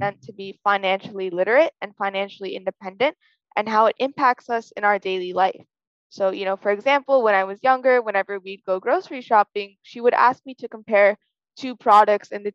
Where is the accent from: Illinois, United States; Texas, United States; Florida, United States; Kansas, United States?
Illinois, United States; Chicago; I'm from Chicago, Illinois